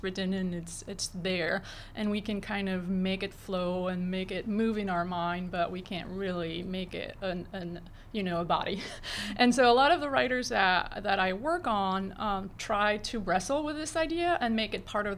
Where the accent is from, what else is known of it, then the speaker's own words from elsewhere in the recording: France; moved away; I am originally from France